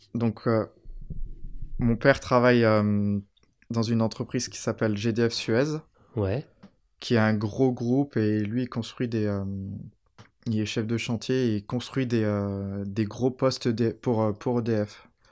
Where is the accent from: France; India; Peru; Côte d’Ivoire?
France; Saint-Chamond, Auvergne-Rhône-Alpes; also born or lived in Tromsø, Norway / Oslo, Norway / London, United Kingdom; J'ai grandi à Saint-Chamond.